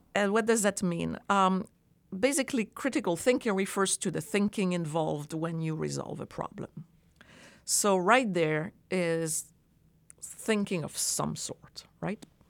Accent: France; moved away as an adult; now in United States; I grew up in France

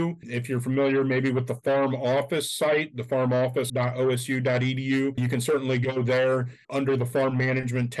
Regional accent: Northwest Ohio, United States; being from Northwest Ohio myself

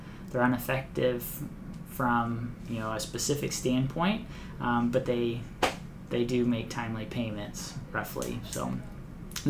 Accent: Kansas, United States; I'm from Kansas

